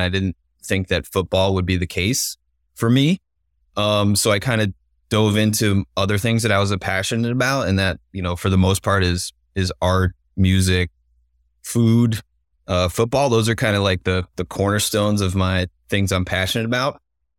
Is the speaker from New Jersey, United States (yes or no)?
yes; New Jersey, United States; When I was a kid, I grew up in New Jersey, just 30 minutes outside.